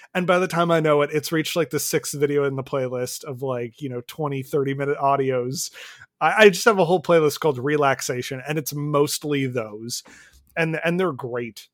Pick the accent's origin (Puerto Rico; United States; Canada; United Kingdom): Canada; I'm Canadian